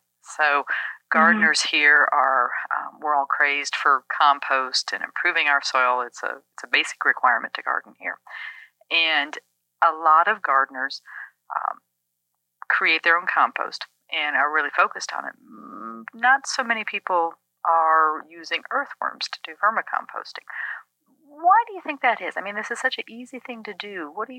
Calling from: Durham, North Carolina, United States; I'm calling you from Durham, North Carolina. We're right here about the middle of the state. We call this the Piedmont region.

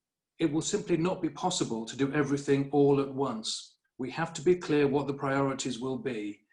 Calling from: Harrogate, Yorkshire and the Humber, United Kingdom; I'm speaking from Harrogate now

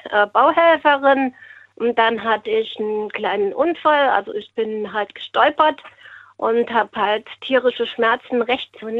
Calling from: Westerburg, Rhineland-Palatinate, Germany; Ähm, aus Westerburg.

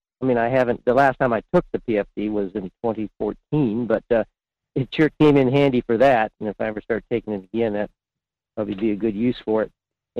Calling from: Fairbanks, Alaska, United States; … in Fairbanks.

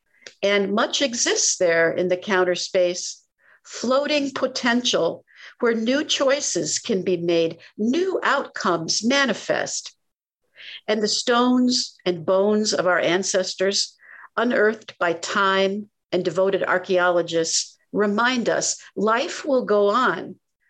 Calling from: Connecticut, United States

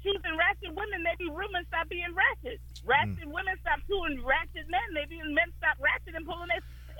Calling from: New York City, New York, United States; I'm calling from Brooklyn.

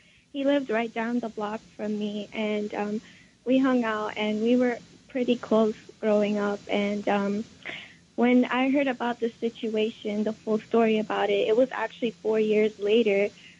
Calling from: Katy, Texas, United States; I'm calling from Katy, Texas.

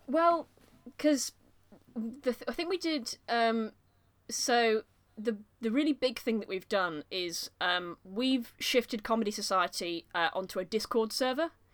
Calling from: Nottingham, East Midlands, United Kingdom; also born or lived in Leeds; I'm, I'm calling from Nottingham, I've come back from Leeds now

